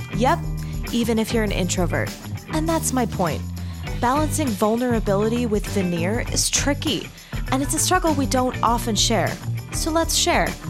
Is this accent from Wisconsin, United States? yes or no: no; Arizona, United States; moved away as an adult; also born or lived in Texas / Utah; now in Salt Lake City, United States; I grew up in Arizona